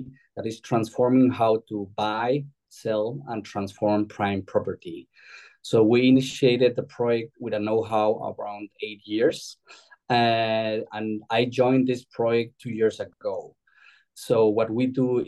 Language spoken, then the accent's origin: English; Mexico City, Mexico; moved away as an adult; also born or lived in Europe; now in Spain; I'm originally from Mexico City, having lived in Europe almost over 20 years